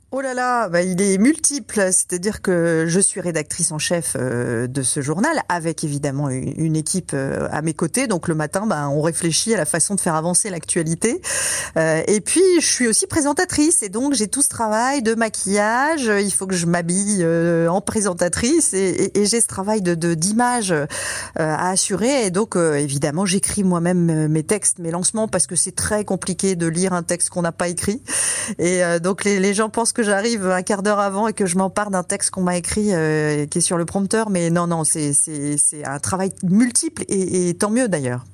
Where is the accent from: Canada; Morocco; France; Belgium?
France; Brittany; moved away; also born or lived in Lille; ma région d'origine, la Bretagne